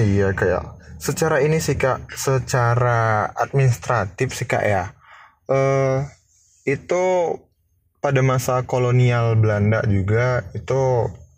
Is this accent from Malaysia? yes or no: no; Lampung, Indonesia; gue mahasiswa Lampung dan gue asli Putra Lampung